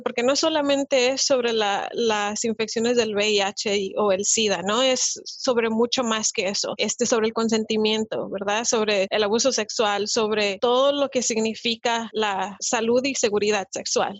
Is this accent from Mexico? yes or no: yes; Mexico; now in United States; en el país de donde yo vengo, yo soy de México